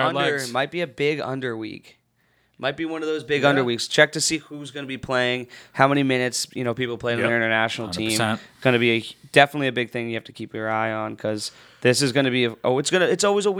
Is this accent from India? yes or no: no; Ireland; And I am Irish, so that would be fun.